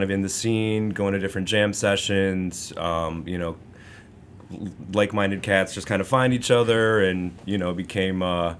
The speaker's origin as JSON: {"language": "English", "town": "Chicago", "region": "Illinois", "country": "United States", "said": "I'm a Chicago boy."}